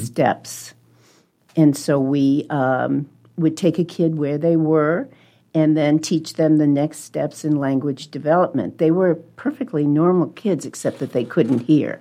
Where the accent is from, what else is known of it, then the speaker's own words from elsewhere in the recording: Webster Groves, Missouri, United States; moved away as an adult; also born or lived in New Jersey; now in Omaha, United States; I, uh, was born in New Jersey, grew up in Webster Groves, Missouri, which is a suburb of Saint Louis